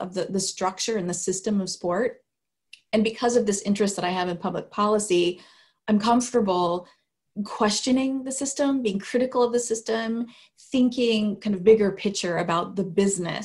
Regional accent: Sacramento, California, United States; I grew up in Sacramento, California

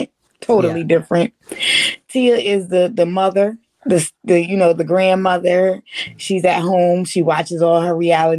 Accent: Wilmington, Delaware, United States; my hometown, Wilmington, Delaware

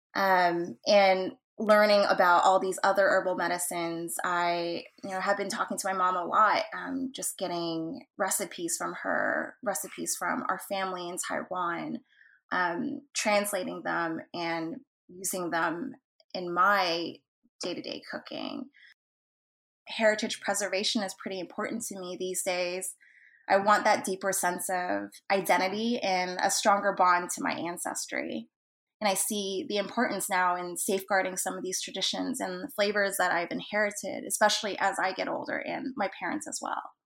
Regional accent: Texas, United States; I was born in Texas, so I'm a second generation Asian American.

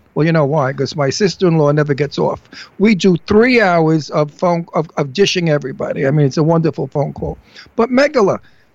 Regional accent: New York City, New York, United States; I'm walking in Manhattan. You know, I'm a New Yorker.

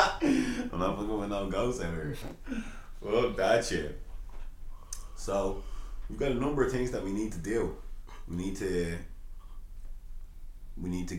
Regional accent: Dublin, Leinster, Ireland; I'm from Ballymun

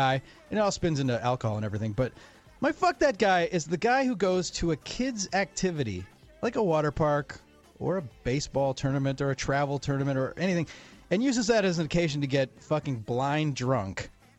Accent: Wisconsin, United States; moved away; my home state, Wisconsin

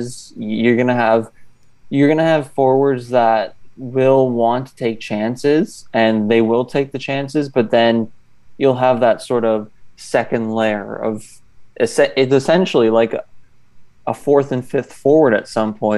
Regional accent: Canada; I'm from Canada

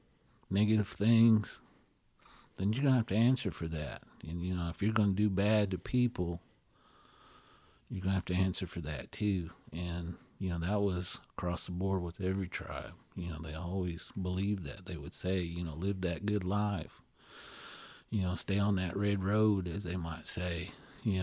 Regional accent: India; So that kind of world is something that we don't realize as Indian folks

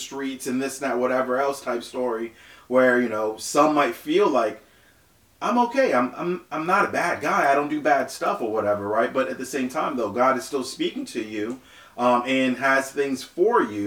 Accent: Naples, Florida, United States; also born or lived in Haiti; my family in Naples, Florida

